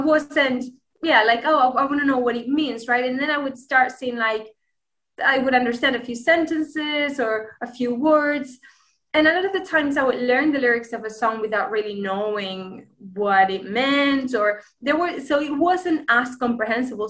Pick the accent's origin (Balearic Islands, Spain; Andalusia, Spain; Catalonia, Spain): Andalusia, Spain; Granada; first language Spanish; English is a second language; I am Spanish. I am from the city of Granada right and uh, yeah i speak spanish obviously it's my my native tongue